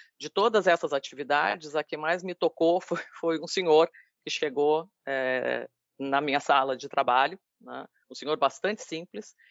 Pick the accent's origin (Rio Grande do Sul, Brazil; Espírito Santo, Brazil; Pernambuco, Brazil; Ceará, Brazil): Rio Grande do Sul, Brazil; Rio Grande; now in Bahia, Brazil; sou gaúcha, sou rio-grandina